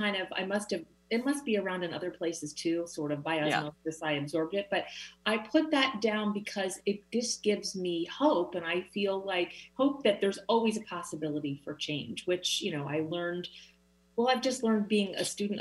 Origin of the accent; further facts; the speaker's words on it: Philadelphia, Pennsylvania, United States; now in Seattle, United States; I'm from Philadelphia